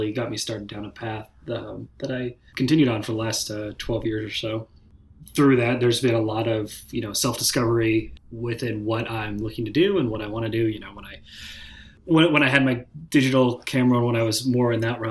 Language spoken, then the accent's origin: English; Portland, Oregon, United States; I'm from Portland, Oregon. I've been here my whole life